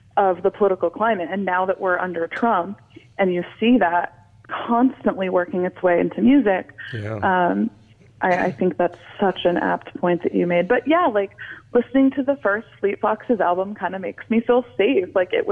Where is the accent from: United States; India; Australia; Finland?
United States; a suburb of Portland, Oregon; I'm from the Northwest. I'm from a suburb of Portland, Oregon